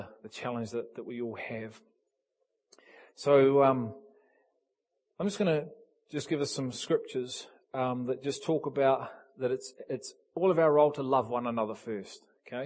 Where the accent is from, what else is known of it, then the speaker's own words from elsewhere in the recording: England, United Kingdom; Me and Keith are English. We're English.